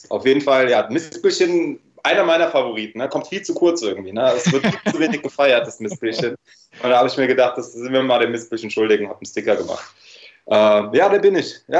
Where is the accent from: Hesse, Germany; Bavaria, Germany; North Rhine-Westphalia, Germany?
Hesse, Germany; Frankfurt; Also ich bin in Frankfurt aufgewachsen, äh, bin mit vier nach Deutschland gekommen und ja, habe da meine ersten 23 Lebensjahre verbracht.